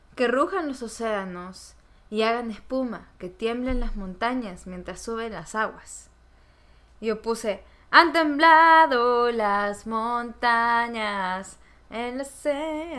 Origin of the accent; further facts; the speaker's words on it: Peru; moved away; a ese país que me recibió, que me vio crecer, Perú